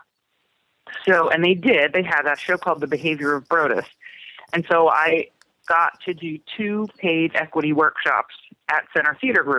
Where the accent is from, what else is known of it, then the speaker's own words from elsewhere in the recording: New Jersey, United States; moved away as an adult; also born or lived in Pittsburgh, Pennsylvania; now in Los Angeles, United States; I grew up in New Jersey